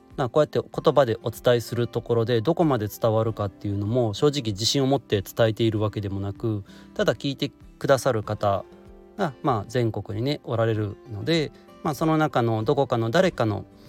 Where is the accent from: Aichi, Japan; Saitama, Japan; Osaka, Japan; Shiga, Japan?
Shiga, Japan; 地元滋賀で開催されているだけあって